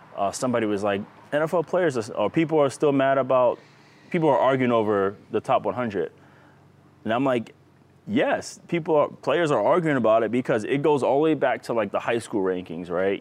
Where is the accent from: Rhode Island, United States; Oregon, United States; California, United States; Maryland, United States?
Rhode Island, United States; I'm from Rhode Island.